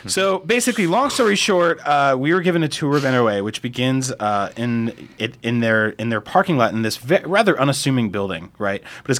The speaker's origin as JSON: {"language": "English", "region": "New Jersey", "country": "United States", "tie": "born or raised there", "moved": "yes", "said": "I grew up in New Jersey."}